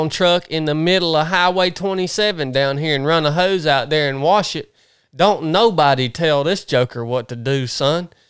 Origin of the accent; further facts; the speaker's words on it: Tifton, Georgia, United States; born there; Well, I didn't grow. I was born. I was born in Tifton.